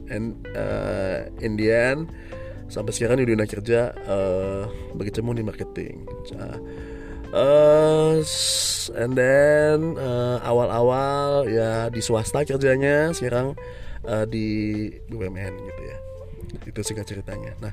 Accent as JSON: {"language": "Indonesian", "region": "Jakarta", "country": "Indonesia", "tie": "born there", "said": "saya lahir di Jakarta, tepatnya 37 tahun yang lalu ya."}